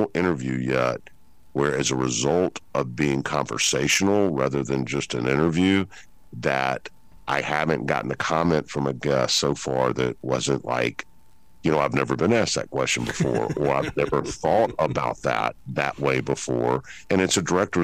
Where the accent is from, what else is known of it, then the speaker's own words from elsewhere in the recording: Memphis, Tennessee, United States; I'm from Memphis